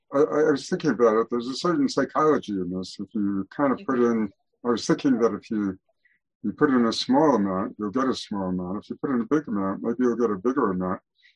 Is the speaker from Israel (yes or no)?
yes; Israel; I'm from Israel.